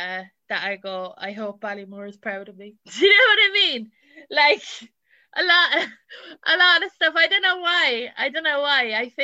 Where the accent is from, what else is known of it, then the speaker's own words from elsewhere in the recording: England, United Kingdom; accent: English; Because I'm originally English, like, my accent is English before, and got changed that pretty quick.